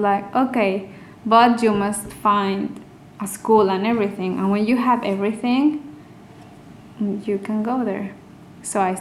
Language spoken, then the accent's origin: English; Querétaro, Mexico; moved away as an adult; also born or lived in Mexico City / Paris; I was born actually in Mexico City, but I grew up in Querétaro.